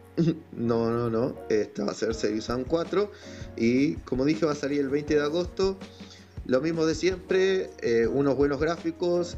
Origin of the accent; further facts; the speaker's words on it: Argentina; acá soy de Argentina